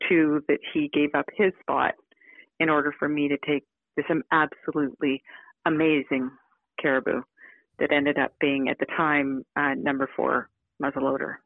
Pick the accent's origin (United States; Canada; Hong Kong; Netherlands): Canada; Victoria, British Columbia; I grew up in Victoria, BC, I spent most of my childhood either uh, competing with horses or sailing